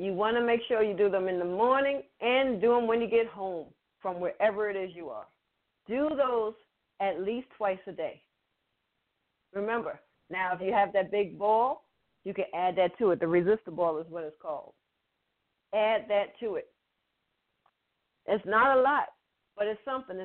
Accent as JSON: {"language": "English", "region": "New York", "country": "United States", "said": "Okay, I'm from New York. Some of you know, some of you don't. Everyone should. I'm from New York with dance skaters."}